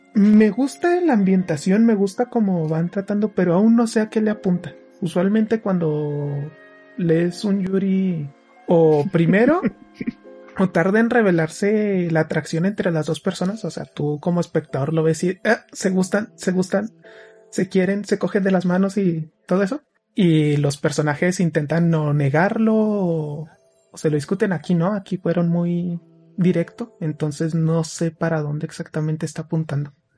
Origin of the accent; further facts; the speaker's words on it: Mexico; Somos mexicanos